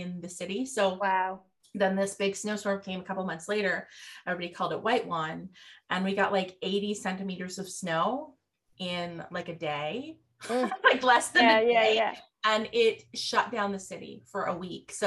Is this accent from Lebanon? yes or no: no; Nova Scotia, Canada; I'm not from Newfoundland, but I am from Nova Scotia